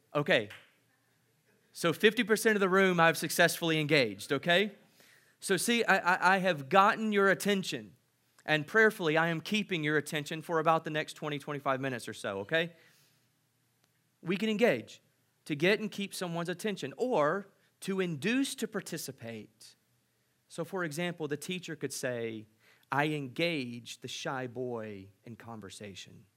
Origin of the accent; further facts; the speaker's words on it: United States; as an American visiting